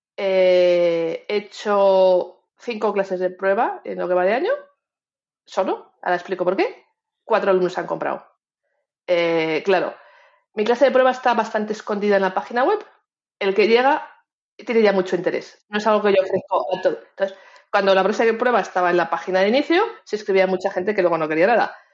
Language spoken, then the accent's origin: Spanish; Spain; todos los que somos como nosotros, tú y yo, españoles